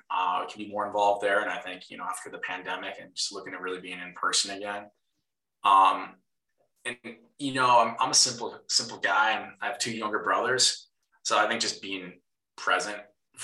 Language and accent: English; Minnesota, United States; you can probably hear the accent. I am a Minnesotan.